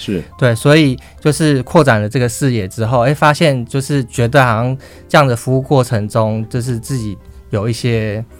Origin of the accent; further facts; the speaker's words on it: Hsinchu, Taiwan; 我是从从小在新竹长大，